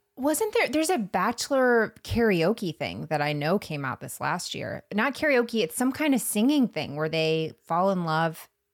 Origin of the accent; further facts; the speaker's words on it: Florida, United States; I'm from Florida